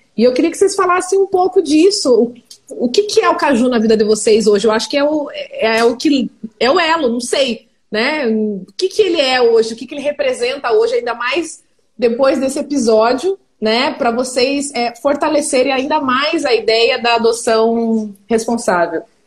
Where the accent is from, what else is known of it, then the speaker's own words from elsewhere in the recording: Ponta Grossa, Paraná, Brazil; eu não sou de Curitiba, eu sou de Ponta Grossa, que é pertinho de Curitiba